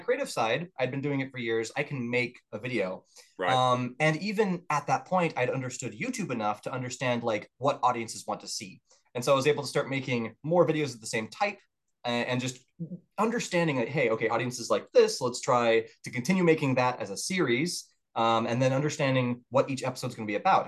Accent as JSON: {"language": "English", "town": "Murfreesboro", "region": "Tennessee", "country": "United States", "tie": "born or raised there", "also_born_or_lived": "Orange County, Florida", "said": "I would count myself as definitely living for the most of my upbringing in Tennessee"}